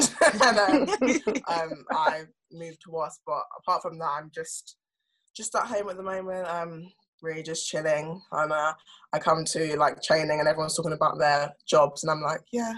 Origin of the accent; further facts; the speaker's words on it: London, United Kingdom; I grew up, live in South London.